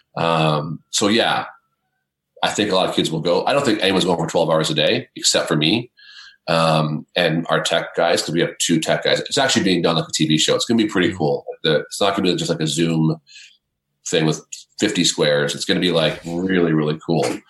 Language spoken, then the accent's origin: English; Canada; I'm a Canadian, um, living in the Great White North